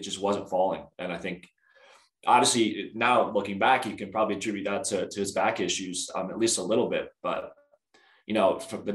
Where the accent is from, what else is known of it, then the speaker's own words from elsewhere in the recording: Denver, Colorado, United States; also born or lived in Oregon; I grew up in here in Denver. I've lived here for as long as I can remember.